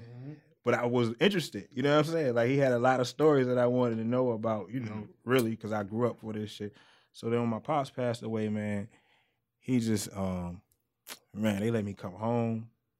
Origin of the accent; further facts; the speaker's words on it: Virginia, United States; I'm from Virginia, man.